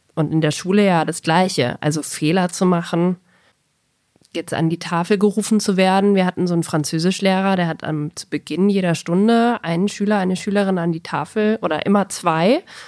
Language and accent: German; Bavaria, Germany; bayerisches Gymnasium